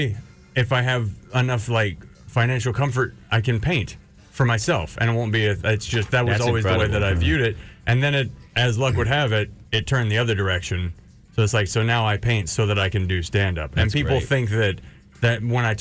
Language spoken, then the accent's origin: English; Houston, Texas, United States; moved away as an adult; also born or lived in New York; I'm from Houston